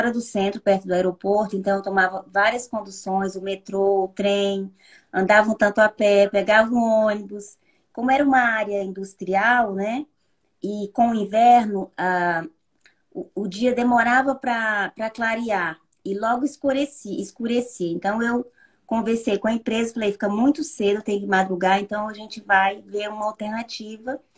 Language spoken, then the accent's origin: Portuguese; Tocantins, Brazil; moved away as an adult; also born or lived in Ribeirão Preto, São Paulo; now in France; voltei para o meu estado de origem, que é o Tocantins.